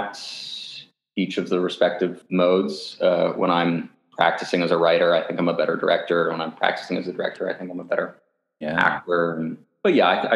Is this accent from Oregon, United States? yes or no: yes; Portland, Oregon, United States; I grew up in Portland, Oregon